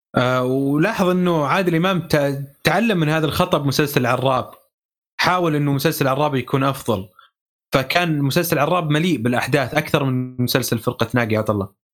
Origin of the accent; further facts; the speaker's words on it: Saudi Arabia; accent: Saudi; اللهجه السعوديه حاجز آه، لهجتنا حاجز